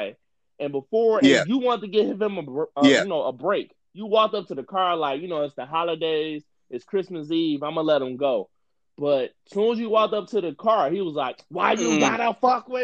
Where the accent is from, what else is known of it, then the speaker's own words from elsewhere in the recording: Detroit, Michigan, United States; I grew up in Detroit. So I grew up in a street atmosphere.